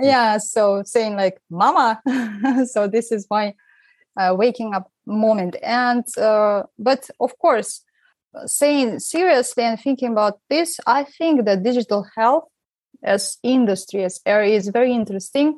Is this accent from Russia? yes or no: yes; Siberia, Russia; now in Romania; I'm from Russia and I'm actually from Siberia, which is very far away from where I am now in Romania